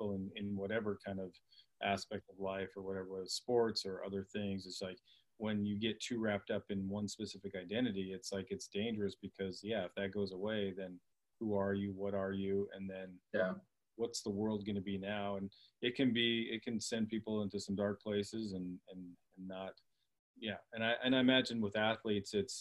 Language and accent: English; Canada; I was from Canada